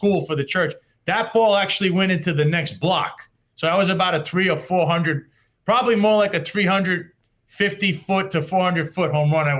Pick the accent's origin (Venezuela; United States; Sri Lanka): United States; New York City, New York; also born or lived in Florida / Dyker Heights, Brooklyn / Bay Ridge, Brooklyn; I was born in Victory Memorial Hospital back in 1982, which was the neighborhood hospital of Bensonhurst, New York. And Bensonhurst is part of Brooklyn. So I was a Brooklyn kid.